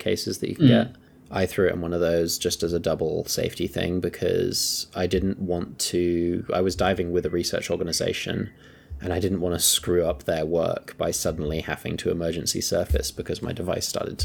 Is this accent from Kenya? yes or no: yes; Kenya; I grew up in Kenya